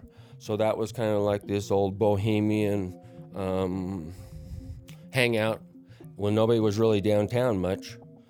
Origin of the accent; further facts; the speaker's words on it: Denver, Colorado, United States; Growing up in Denver